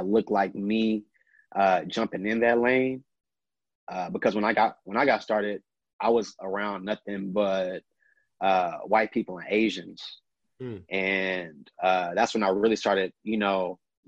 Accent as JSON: {"language": "English", "town": "Austin", "region": "Texas", "country": "United States", "tie": "born or raised there", "said": "born and raised in Austin, Texas"}